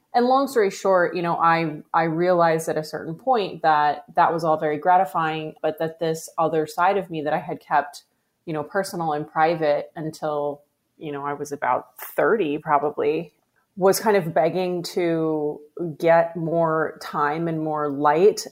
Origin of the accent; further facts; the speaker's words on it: Pacific Northwest, United States; I grew up in the Pacific Northwest, uh, on a farm primarily